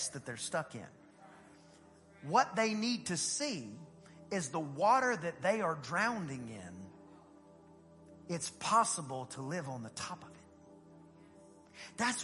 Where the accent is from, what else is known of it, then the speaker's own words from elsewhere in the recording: East Texas, United States; I grew up in East Texas.